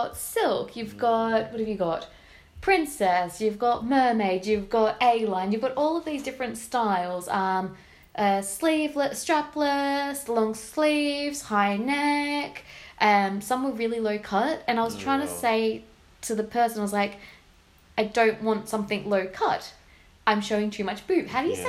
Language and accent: English; Shellharbour, New South Wales, Australia; moved away as an adult; now in London, United Kingdom; it was my favourite beach in my hometown. Probably like my favourite beach in the whole wide world. Nice. It's called The Farm in Shell Harbour.